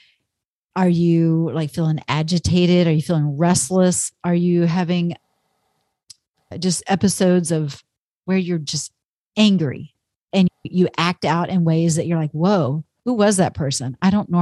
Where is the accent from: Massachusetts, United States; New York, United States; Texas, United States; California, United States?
Texas, United States; moved away; I grew up in Texas all those years